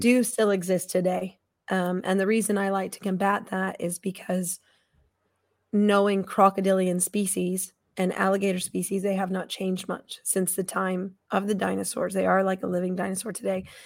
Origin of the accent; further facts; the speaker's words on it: Estes Park, Colorado, United States; also born or lived in Tucson, Arizona; I grew up in Estes Park, Colorado